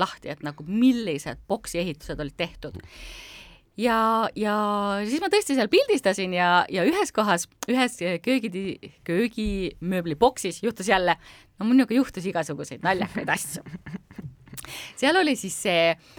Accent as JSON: {"language": "Estonian", "country": "Estonia", "said": "ma tundsin ennast uhkusega, et mina olen ka eestlane"}